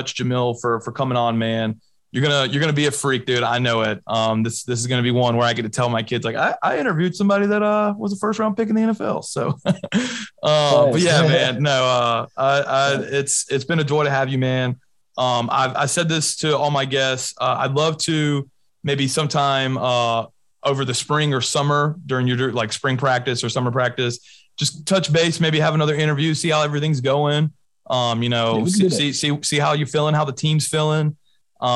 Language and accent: English; Alabama, United States; now in Atlanta, United States; I'm actually from Alabama too. Not as north as Huntsville. A little about an hour south of Tuscaloosa